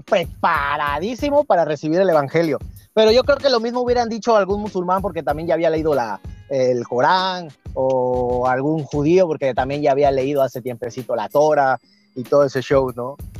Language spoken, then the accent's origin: Spanish; Veracruz, Mexico; moved away as an adult; also born or lived in northern Mexico; Soy de Veracruz, un gustazo, pero ahorita me encuentro aquí por el norte